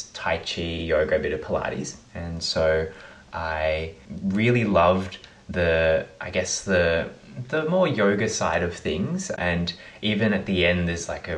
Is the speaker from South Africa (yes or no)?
no; Melbourne, Victoria, Australia; I was born in Melbourne and I grew up in Bowen North.